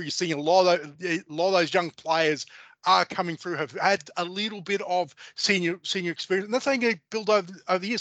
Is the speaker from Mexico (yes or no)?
no; Australia; we as Australian sports uh, followers and football supporters